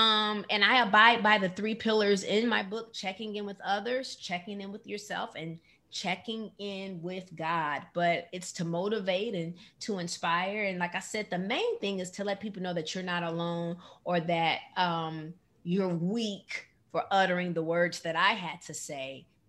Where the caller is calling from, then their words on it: Atlanta, Georgia, United States; I'm calling in from Atlanta, Georgia.